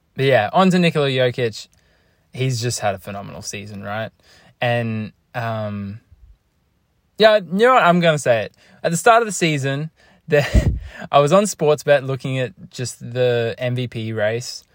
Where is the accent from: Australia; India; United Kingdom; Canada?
Australia; I'm Australian